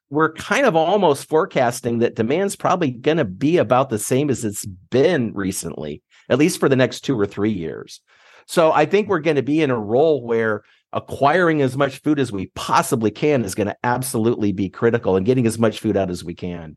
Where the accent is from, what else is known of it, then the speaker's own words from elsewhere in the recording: Nebraska, United States; moved away as an adult; now in Michigan, United States; I'm from Nebraska